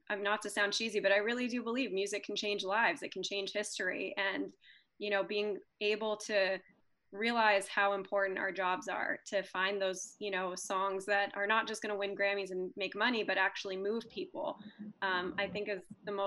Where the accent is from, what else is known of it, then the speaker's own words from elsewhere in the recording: Michigan, United States; I'm a Indian girl from Michigan that has no ties to music industry